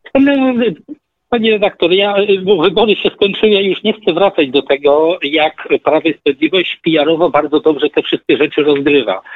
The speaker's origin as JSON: {"language": "Polish", "town": "Zamość", "region": "Lublin Voivodeship", "country": "Poland", "said": "ja pochodzę z Zamościa, małe miasto"}